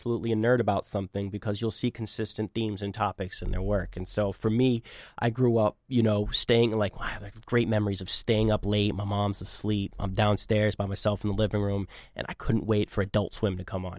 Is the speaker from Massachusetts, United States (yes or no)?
yes; Boston, Massachusetts, United States; also born or lived in Chicago / Medford / Cambridge; So I grew up in Boston. I've lived here my whole life, minus a couple years for college.